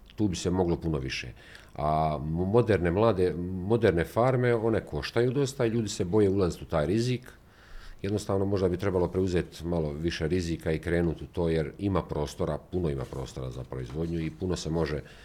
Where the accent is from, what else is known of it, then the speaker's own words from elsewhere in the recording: Rakitno, Federation of Bosnia and Herzegovina, Bosnia & Herzegovina; ja odakle dolazim iz Rakitnu